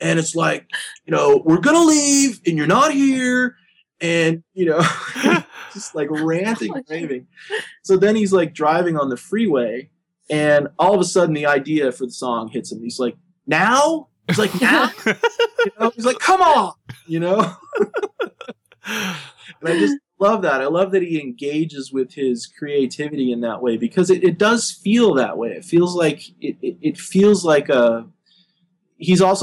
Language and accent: English; Arizona, United States; moved away; I come from Arizona originally, and I grew up on a farm